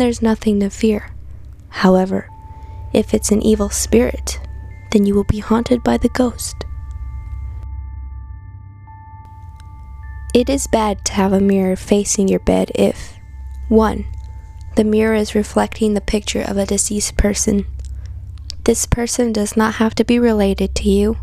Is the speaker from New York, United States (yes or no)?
no; Santa Fe, New Mexico, United States; born and raised in Santa Fe, New Mexico.